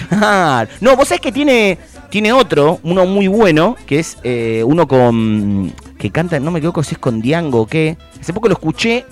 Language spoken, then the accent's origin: Spanish; Argentina